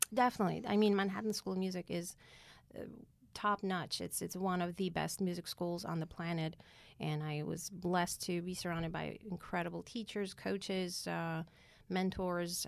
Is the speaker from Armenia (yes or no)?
yes; Yerevan, Armenia; moved away as an adult; now in United States; I was born in Yerevan, Armenia